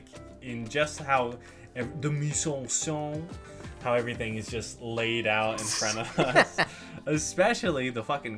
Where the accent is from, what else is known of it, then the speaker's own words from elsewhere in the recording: Kern County, California, United States; We're from Kern County